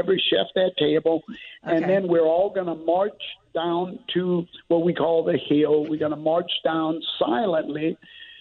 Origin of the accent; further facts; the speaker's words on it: St. James Parish, Louisiana, United States; I grew up in St. James Parish in very rural Louisiana.